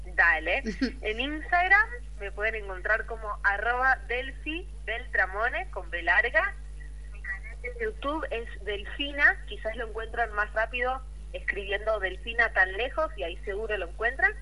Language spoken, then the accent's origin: Spanish; Rosario, Santa Fe, Argentina; yo soy de Rosario